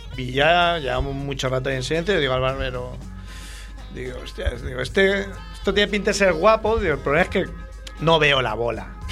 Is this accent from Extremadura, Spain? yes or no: no; Barcelona, Catalonia, Spain; para mí como ciudadano barcelonés